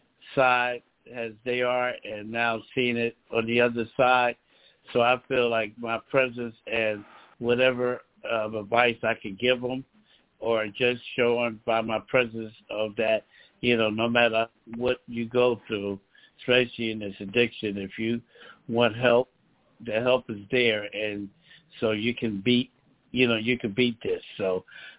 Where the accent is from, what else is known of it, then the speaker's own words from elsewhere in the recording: Philadelphia, Pennsylvania, United States; moved away as an adult; now in Lancaster, United States; I'm originally from Philadelphia, Pennsylvania, born and raised in Philadelphia, and Pennsylvania